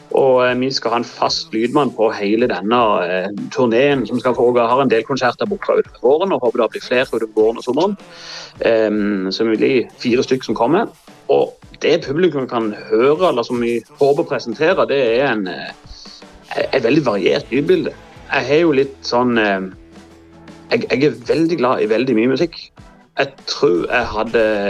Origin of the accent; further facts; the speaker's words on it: Norway; accent: local Norwegian dialect of this district; på min dialekt